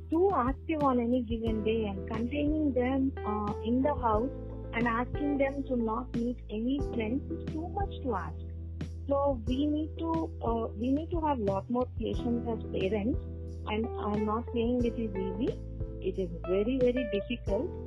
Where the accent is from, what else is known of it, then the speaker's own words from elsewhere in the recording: Andhra Pradesh, India; I am from Andhra Pradesh, right?